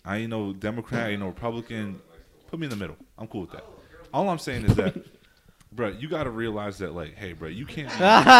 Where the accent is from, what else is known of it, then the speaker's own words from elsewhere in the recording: Texas, United States; all right, I'm from Texas.